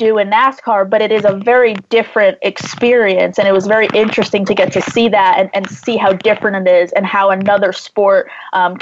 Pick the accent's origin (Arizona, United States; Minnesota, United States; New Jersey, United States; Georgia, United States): New Jersey, United States; I grew up in New Jersey, maybe 30, 40 minutes from what was Englishtown Raceway Park